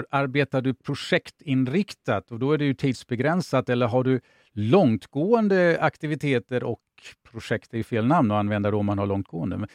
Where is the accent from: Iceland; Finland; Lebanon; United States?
Finland; Nej, jag är finlandssvensk.